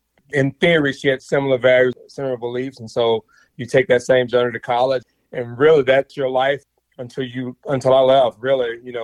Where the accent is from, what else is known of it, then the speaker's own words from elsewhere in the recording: Mississippi, United States; moved away as an adult; I grew up in Mississippi in the late 70s, all of the 80s and in the early 90s.